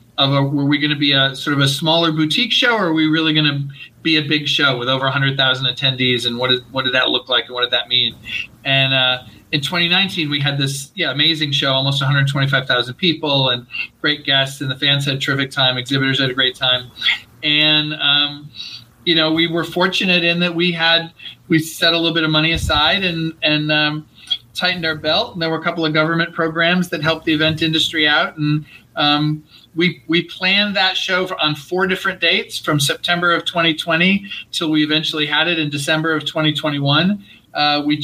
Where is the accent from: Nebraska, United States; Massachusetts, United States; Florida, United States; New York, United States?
New York, United States; Rochester; moved away as an adult; now in Los Angeles, United States; I grew up in upstate New York, grew up in Rochester, New York. And after college, was in New York for 10 years and moved out to LA in 94 to work for Disney.